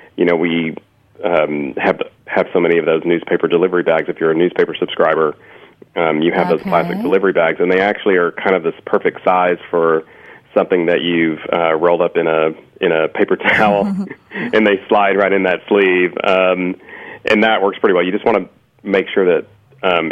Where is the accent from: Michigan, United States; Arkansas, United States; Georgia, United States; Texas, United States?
Texas, United States; I liked Tex-Mex flavors and Mexican food growing up in Texas